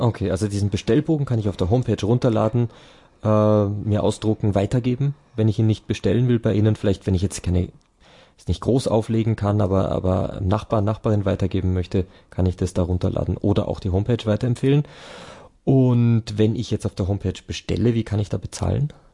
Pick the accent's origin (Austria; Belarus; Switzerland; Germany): Germany; near Berchtesgaden, Bavaria; moved away; in der Nähe dort meine alte Heimat ist